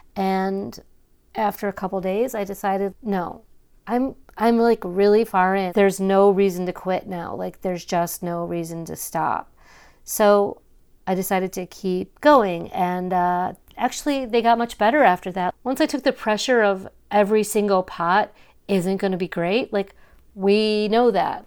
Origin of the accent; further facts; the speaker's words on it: Cleveland suburb, Ohio, United States; I grew up in Cleveland, well, not even in Cleveland, like, outside